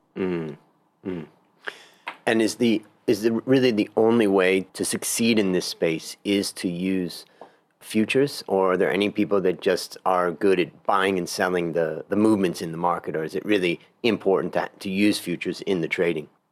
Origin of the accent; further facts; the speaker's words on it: Ohio, United States; moved away; I came from Ohio originally, and agriculture was all around me